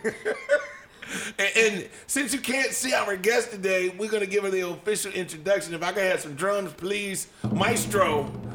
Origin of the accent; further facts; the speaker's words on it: New Orleans, Louisiana, United States; I'm from New Orleans